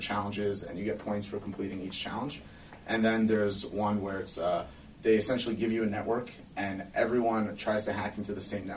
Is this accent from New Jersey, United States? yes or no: yes; New Jersey, United States; I'm from New Jersey.